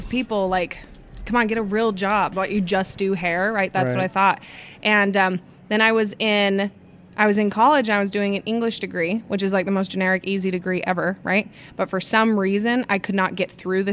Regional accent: Utah, United States; I'm from Utah.

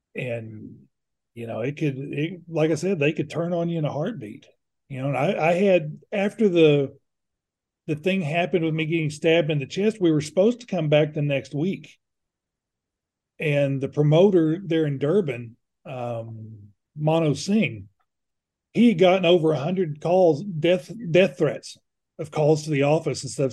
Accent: United States; being American

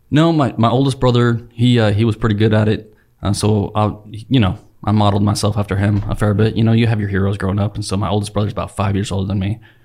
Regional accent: Salt Lake Valley, Utah, United States; moved away; I grew up in the Salt Lake Valley in, like, the late eighties and the nineties.

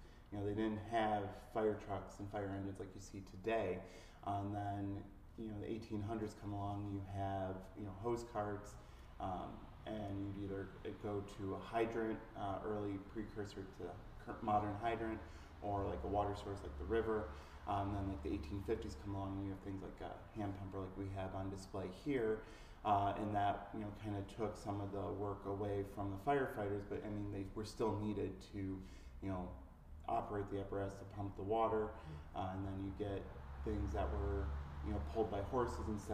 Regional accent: Lisle, Illinois, United States; So I was born and raised in Lyle.

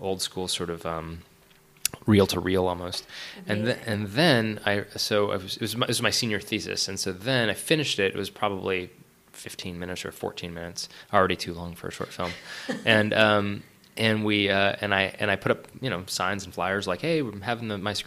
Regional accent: Orinda, California, United States; also born or lived in San Francisco; now in Los Angeles, United States; I'm from the Bay Area originally, from San Francisco. I was born in the city proper and then raised in the East Bay, a little town called Orinda

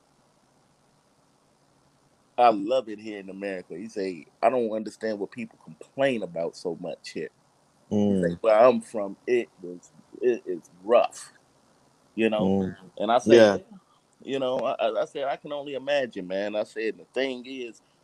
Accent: Chicago, Illinois, United States; moved away as an adult; now in Houston, United States; I'm originally from Chicago

